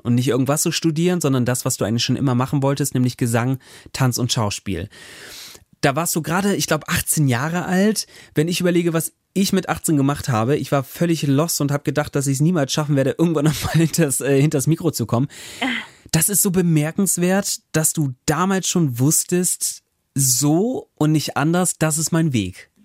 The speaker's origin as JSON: {"language": "German", "country": "Germany", "tie": "born or raised there", "lives_now": "Bremen, Germany", "said": "von Bremen aufs Land in meine Heimat"}